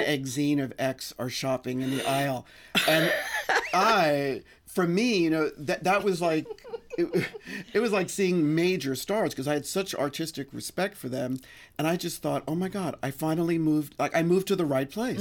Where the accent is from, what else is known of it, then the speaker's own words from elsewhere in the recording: New York City, New York, United States; I grew up in the Bronx, um, right near Gun Hill Road